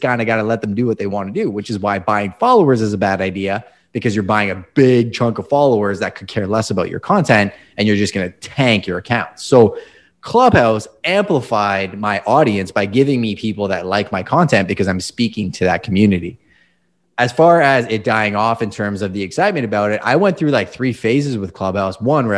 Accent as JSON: {"language": "English", "country": "Canada", "said": "Hockey. Come on. Yeah. I'm Canadian."}